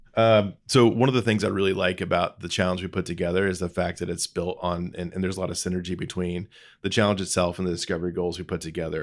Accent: Lebanon, Indiana, United States; I grew up in Lebanon, Indiana, just northwest of Indianapolis. It's home. It's always been home.

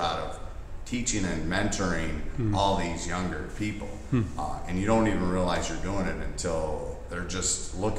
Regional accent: Western New York, United States; moved away as an adult; also born or lived in Buffalo; now in Alabama, United States; I'm from Western New York originally, but I've been down in the South probably almost as long as I was up north.

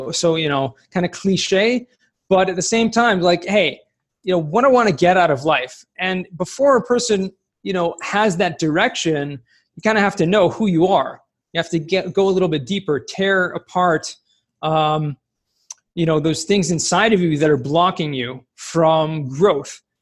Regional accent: Los Angeles, California, United States; moved away as an adult; also born or lived in San Diego, United States / Jerusalem, Israel; I grew up in Southern California, California, Los Angeles, Woodland Hills, specifically in San Fernando Valley

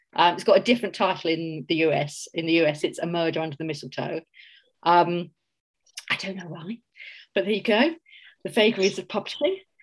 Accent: Mitcham, London, United Kingdom; accent: Cockney; moved away as an adult; also born or lived in St Ives, Cornwall; now in Auckland, New Zealand; I grew up in Mitcham, um, right next to Streatham

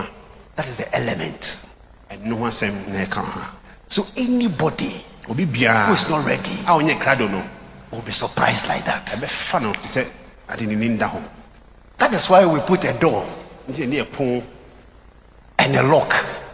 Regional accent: Koforidua, Eastern Region, Ghana; born there; And I was born in Koforidua.

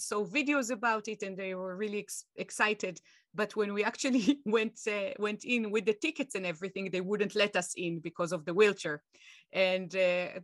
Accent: Israel; moved away; going back to my home country, Israel

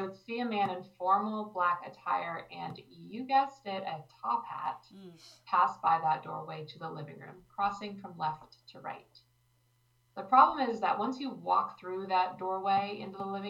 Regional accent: Manlius, New York, United States; now in Orlando, United States; I grew up in upstate New York in a small town named Manlius

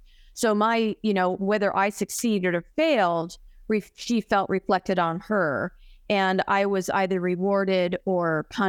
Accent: Arizona, United States; I was born and raised here in Arizona, and my mom and dad lived here.

